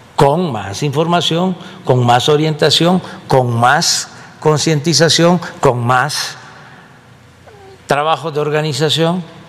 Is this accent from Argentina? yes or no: no; Mexico; entre todos los mexicanos